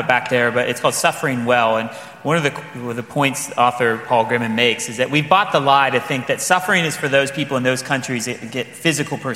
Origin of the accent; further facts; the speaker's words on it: Midwest, United States; being a Midwesterner